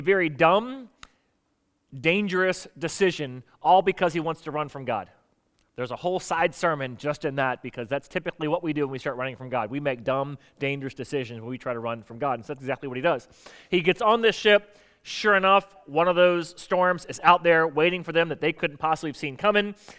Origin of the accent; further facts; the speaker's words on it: South Florida, United States; now in Virginia, United States; I grew up in South Florida